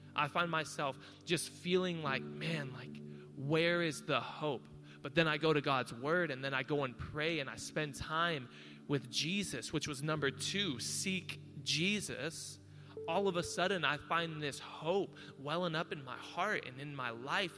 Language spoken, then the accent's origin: English; Hawaii, United States; I'm Hawaiian